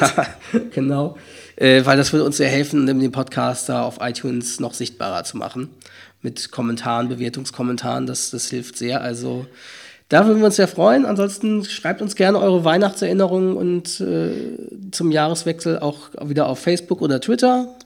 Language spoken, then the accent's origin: German; Hamburg area, Schleswig-Holstein, Germany; Ich bin mit damit aufgewachsen in, im Raum Hamburg, Schleswig-Holstein